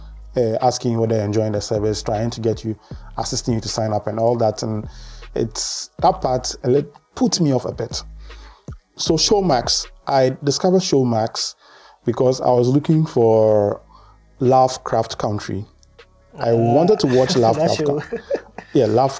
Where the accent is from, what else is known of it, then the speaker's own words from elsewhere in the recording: Ghana; as a Ghanaian